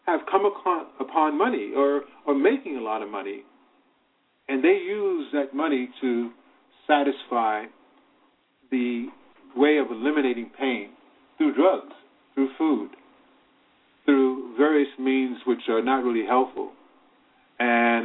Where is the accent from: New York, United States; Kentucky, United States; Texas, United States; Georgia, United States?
New York, United States; New York City; also born or lived in Virginia; I was raised in Virginia, born in Virginia, but raised in Harlem